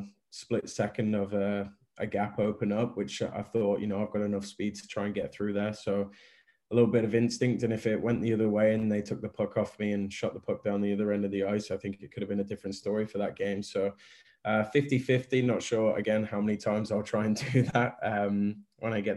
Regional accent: Coventry, West Midlands, United Kingdom; I've been very fortunate to play in Coventry in my hometown for this long

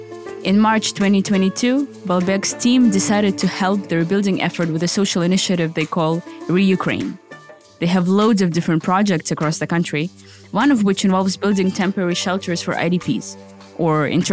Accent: Irpin, Kyiv Oblast, Ukraine; Irpin. My hometown, a small place of about 60,000 people, 20 kilometers north of Kyiv.

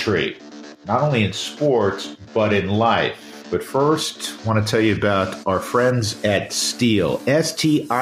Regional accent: New York, United States; moved away; growing up in New York

